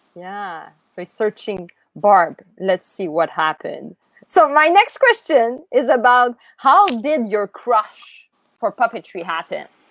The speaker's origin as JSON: {"language": "English", "country": "Canada", "said": "As Canadian"}